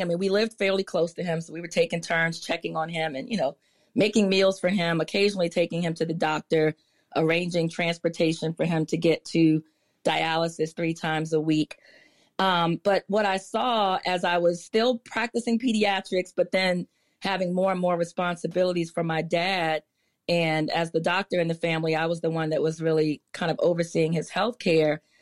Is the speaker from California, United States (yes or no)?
no; Prince George's County, Maryland, United States; also born or lived in Washington, D.C.; I was born in D C, but I literally grew up, grew up in Maryland. Like, I, we left the hospital and went straight to Prince George's County, which is where I continue to live today